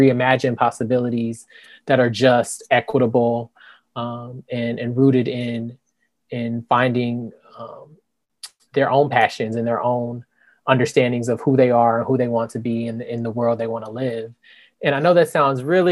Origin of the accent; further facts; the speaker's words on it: Indianapolis, Indiana, United States; moved away as an adult; also born or lived in Iowa / Salem, Massachusetts; now in Tallahassee, United States; I'm just a Midwestern boy from Indianapolis, Indiana, born and raised